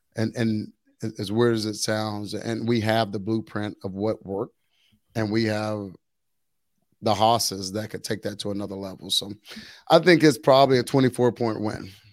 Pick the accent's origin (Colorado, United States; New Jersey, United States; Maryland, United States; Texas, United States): Texas, United States; Waco; growing up in the Waco area